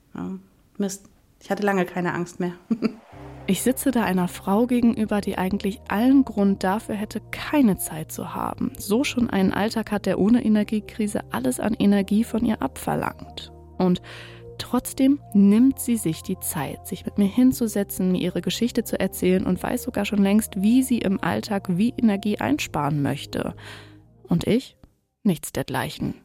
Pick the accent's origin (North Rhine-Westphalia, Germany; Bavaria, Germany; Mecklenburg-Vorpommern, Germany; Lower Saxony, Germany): Lower Saxony, Germany; East Frisia; now in Hamburg, Germany; ich bin gebürtig Ostfriesin